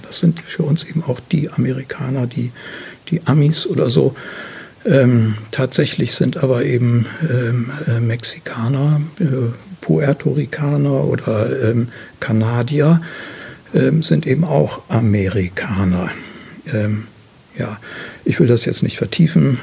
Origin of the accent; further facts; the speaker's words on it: Bremerhaven, Bremen, Germany; also born or lived in Schleswig-Holstein; now in Wendland, Germany; gebürtig in Bremerhaven und ich habe an verschiedenen Standorten in äh, Norddeutschland äh, gelebt